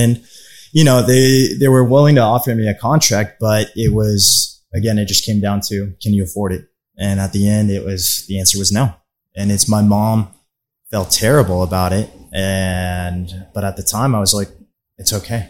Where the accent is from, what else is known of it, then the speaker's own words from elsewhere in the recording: Plano, Texas, United States; also born or lived in Mexico; I grew up in the Plano area. I'm originally from Mexico